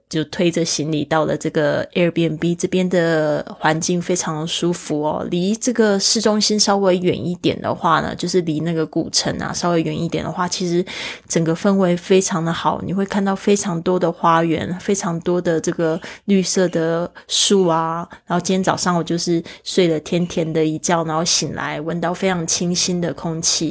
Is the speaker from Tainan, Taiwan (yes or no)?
no; Kaohsiung, Taiwan; 对于一个是生长在亚热带的地区的我，我从小住在高雄